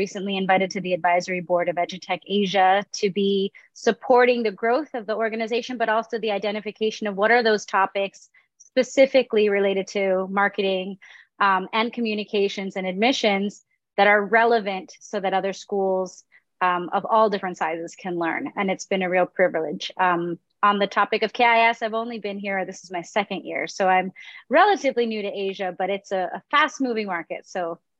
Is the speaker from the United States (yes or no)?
yes; United States; I really felt I found my tribe as a third culture kid growing up in the United States.